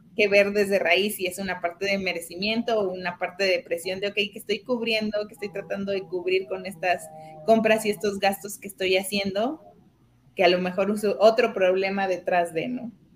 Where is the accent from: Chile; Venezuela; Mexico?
Mexico; nosotros como, como mexicanos